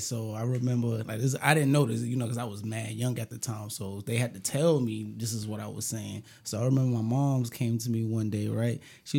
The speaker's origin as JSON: {"language": "English", "town": "Brooklyn", "region": "New York", "country": "United States", "said": "You know, I come from Brooklyn. You know what I'm saying? Tompkins, TP, 200 building."}